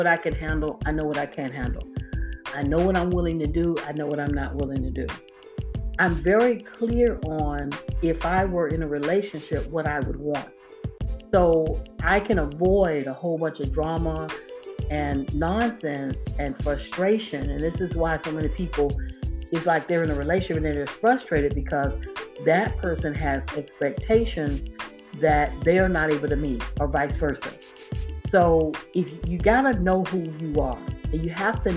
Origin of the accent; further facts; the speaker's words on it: Florida, United States; now in Georgia, United States; I live in Georgia, I'm from Florida. I know how to get home. I know how to get to my hometown